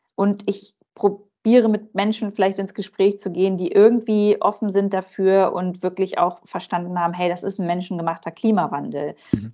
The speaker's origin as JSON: {"language": "German", "country": "Germany", "said": "bei uns in Deutschland"}